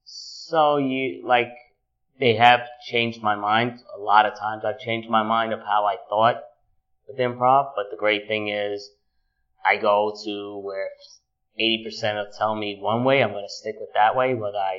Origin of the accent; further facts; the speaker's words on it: New York, United States; I'm a New Yorker born and raised